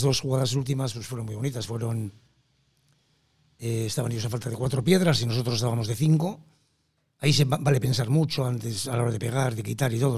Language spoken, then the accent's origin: Spanish; Laredo, Cantabria, Spain; De mi pueblo